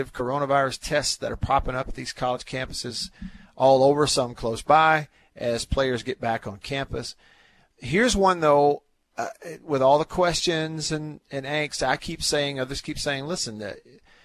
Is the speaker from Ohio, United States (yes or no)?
no; Alabama, United States; growing up in Alabama, my dad and I, we were dove hunting